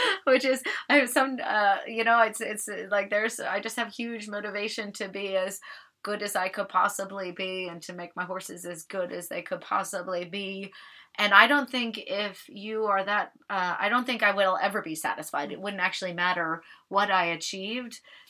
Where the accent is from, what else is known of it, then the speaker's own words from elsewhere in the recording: Alaska, United States; And I grew up in Alaska. As I said, my dad was in the Coast Guard.